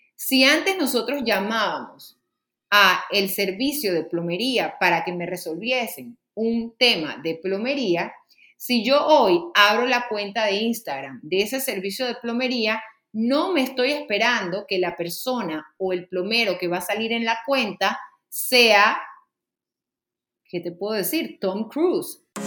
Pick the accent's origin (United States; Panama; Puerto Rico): Panama; aquí en mi país, Panamá